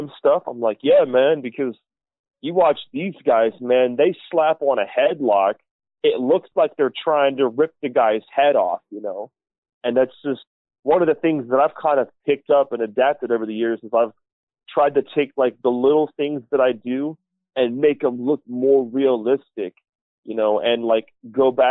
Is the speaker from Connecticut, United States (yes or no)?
no; Ohio, United States; born or raised there; moved away as an adult; now in Alaska, United States